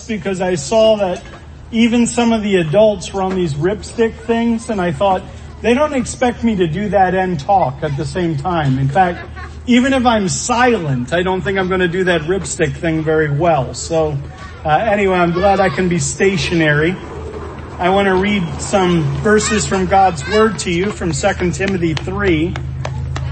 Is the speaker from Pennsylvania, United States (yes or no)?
yes; Birdsboro, Pennsylvania, United States; I'm from Pennsylvania, as they say, from the bustling metropolis of Birdsboro